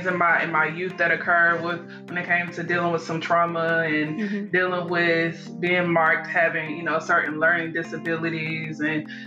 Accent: Georgia, United States; I am originally from Georgia, you know, where we met, of course. I went to high school, elementary, in Georgia as well

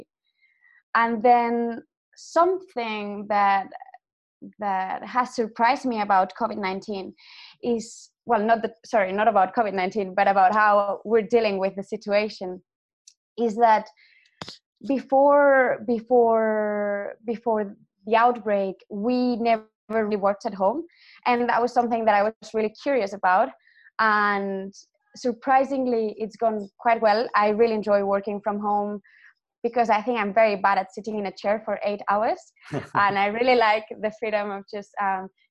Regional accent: Barcelona, Catalonia, Spain; moved away as an adult; also born or lived in United Kingdom; now in Switzerland; I am Spanish. I'm from Barcelona.

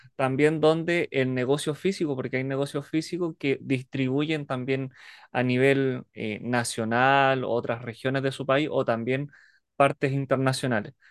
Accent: Alto Hospicio, Tarapacá, Chile; soy de Chile, específicamente la ciudad de Alto Hospicio, Iquique.

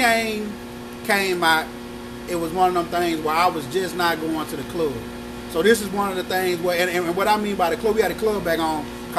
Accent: the South, United States; because I'm from the South.

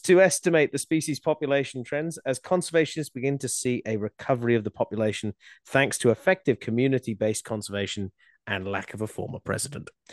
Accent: Australia; Growing up in Australia and and starting out doing conservation

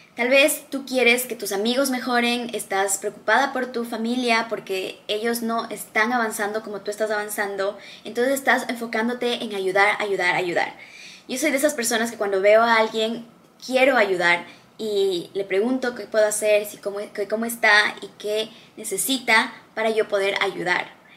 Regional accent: Ecuador; moved away as an adult; now in Dubai, United Arab Emirates; Yo crecí en un país en Latinoamérica, se llama Ecuador.

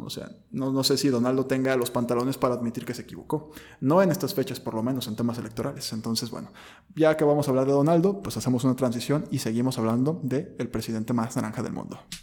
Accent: Mexico; nosotros como mexicanos

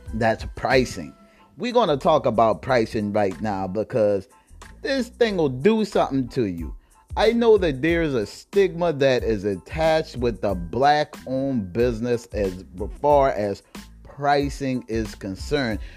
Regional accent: South Carolina, United States; South Carolina, my home state

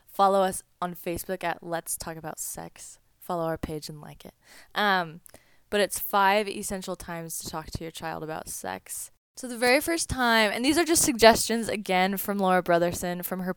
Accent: Boise, Idaho, United States; I am from Boise, Idaho

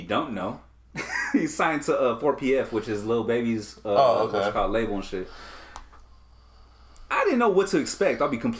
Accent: Long Beach, California, United States; I'm from Long Beach.

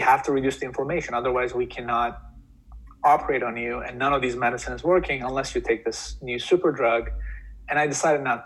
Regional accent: Turkey; moved away as an adult; also born or lived in New York; now in United States; I moved to US from Turkey uh, when I was 18.

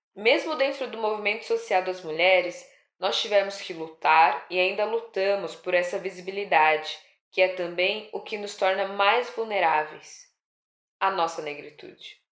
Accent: São Paulo, Brazil; sou nascida e criada na Zona Leste de São Paulo, São Miguel, depois na Penha

